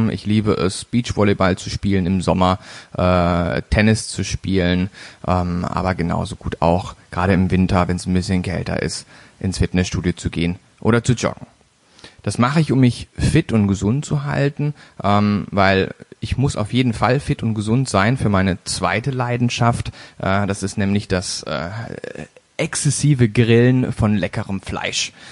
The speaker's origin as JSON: {"language": "German", "town": "Baden-Baden", "region": "Baden-Württemberg", "country": "Germany", "said": "geboren 31.01.1985 in Baden-Baden, einem kleinen Dorf in der Nähe äh, von Baden-Baden. Und zwar äh, komme ich also somit aus dem Süden Deutschlands."}